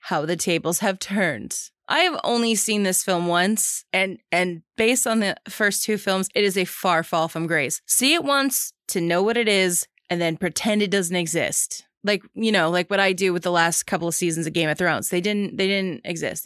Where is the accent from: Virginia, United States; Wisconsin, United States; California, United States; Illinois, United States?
California, United States; Geyserville; my hometown of Geyserville